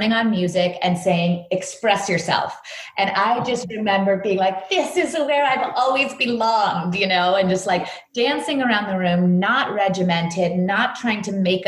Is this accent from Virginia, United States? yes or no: yes; New York City, grew up dancing in Virginia, United States; I was born in New York City